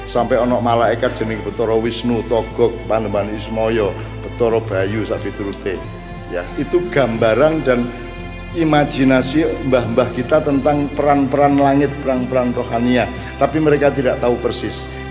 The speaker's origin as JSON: {"language": "Indonesian", "region": "Java", "country": "Indonesia", "said": "Jadi teman-teman sekalian tolong Jawa tetap menjadi dasarnya karena kita orang Jawa."}